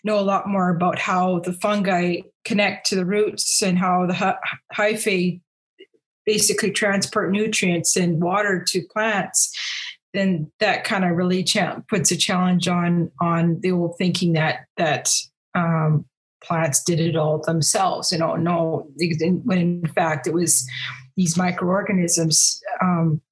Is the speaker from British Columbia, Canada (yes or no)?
no; Stettler, Alberta, Canada; I'm from Stettler, Alberta